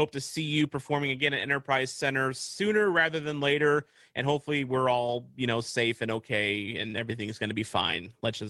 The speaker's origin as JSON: {"language": "English", "town": "Pevely", "region": "Missouri", "country": "United States", "tie": "born or raised there", "said": "I actually spent some time growing up in Peavey"}